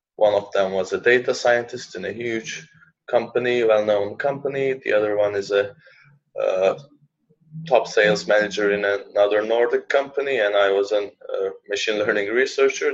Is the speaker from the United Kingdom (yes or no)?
no; Turkey; moved away as an adult; also born or lived in Finland; now in Helsinki, Finland; So I have finished my bachelor's from my home country, Turkey. Then I uh, moved to Finland for a master's